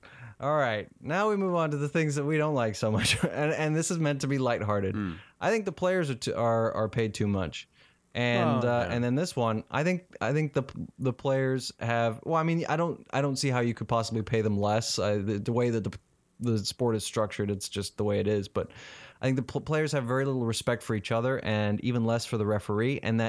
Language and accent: English; South Africa; when I went to Twickenham Stadium in London as a South African fan to watch England play South Africa, I was sitting amongst English people